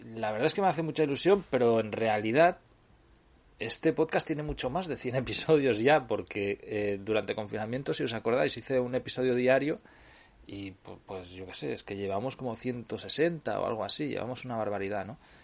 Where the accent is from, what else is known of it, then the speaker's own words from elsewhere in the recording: Cardedeu, Catalonia, Spain; yo vengo de... soy, de Cardedeu, ya lo sabéis, es muy cercano a Barcelona